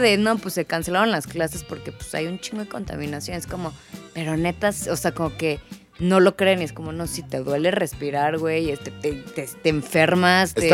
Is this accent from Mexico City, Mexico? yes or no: yes; Mexico City, Mexico; accent: fresa; Yo sé que tengo un acento un poco fresa